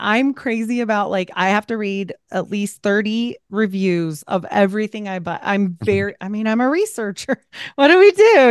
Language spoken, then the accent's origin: English; Utah, United States; We have six kids because I'm from Utah and I was a Mormon